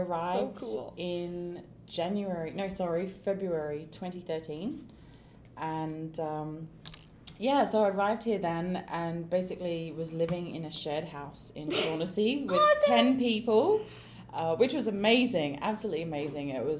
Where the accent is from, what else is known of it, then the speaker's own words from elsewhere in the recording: Sunshine Coast, Queensland, Australia; moved away as an adult; also born or lived in London, United Kingdom; now in Vancouver, Canada; I was born in Australia, a very small area called the Sunshine Coast